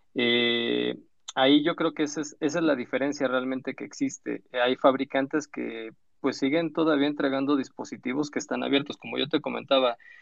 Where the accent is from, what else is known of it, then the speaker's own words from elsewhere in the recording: Mexico; como buen mexicano